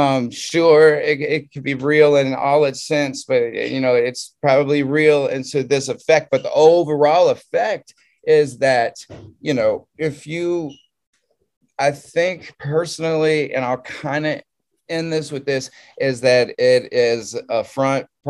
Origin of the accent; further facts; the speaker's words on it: Southern Louisiana, United States; moved away as an adult; also born or lived in California; I'm from Southern Louisiana